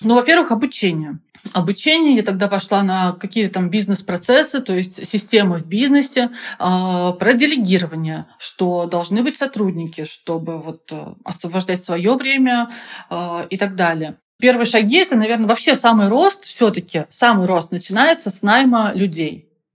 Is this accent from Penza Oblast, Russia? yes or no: yes; Penza, Penza Oblast, Russia; Я, кстати, из Пензы